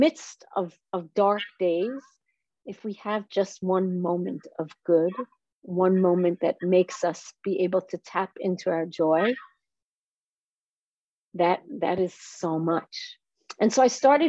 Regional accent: Israel; I am from Israel

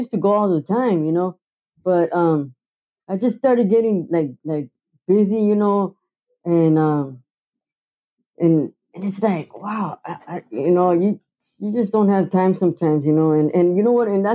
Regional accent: Camarillo, California, United States; now in Oxnard, United States; I was born in Ventura County, so, and I lived in Camarillo till I was 12. And then I came to Oxnard when I was 12 years old.

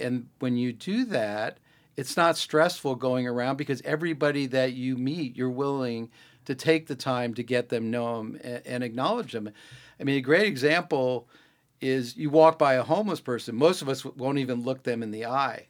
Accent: Greenwich, Connecticut, United States; I grew up in Greenwich, Connecticut

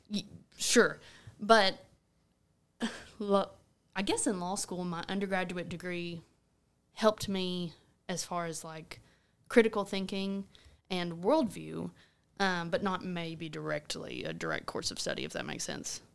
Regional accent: Rector, Arkansas, United States; moved away as an adult; now in Paragould, United States; I'm originally from Rector. Um, grew up on my family's cotton farm there

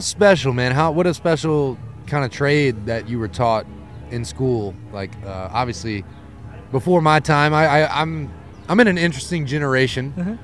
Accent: Lafayette, Louisiana, United States; now in New Orleans, United States; I'm from Louisiana, born and raised Lafayette

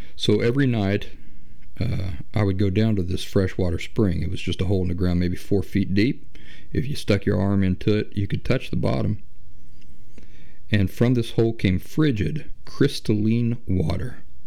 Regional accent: Appalachia, United States; I grew up in the Appalachian wilderness on hundreds of acres of untouched wooded forest

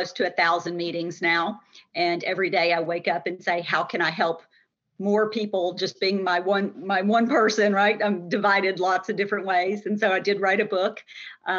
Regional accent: Long Island, New York, United States; moved away as an adult; I grew up in Long Island, New York

